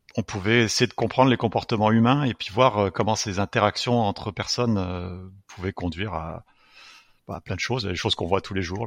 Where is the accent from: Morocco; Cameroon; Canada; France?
France; moved away; j'ai grandi en France.